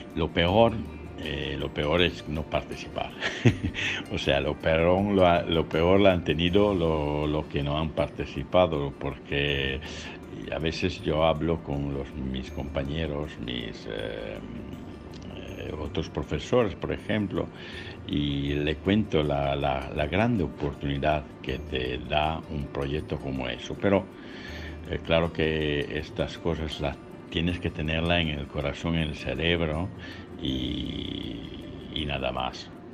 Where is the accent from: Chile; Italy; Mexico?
Italy; Spanish is a second language; soy italiano